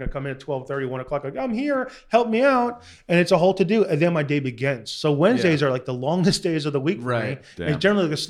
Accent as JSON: {"language": "English", "area": "Long Island", "region": "New York", "country": "United States", "tie": "born or raised there", "moved": "as an adult", "lives_now": "Southern California, United States", "said": "growing up in Long Island, shit town"}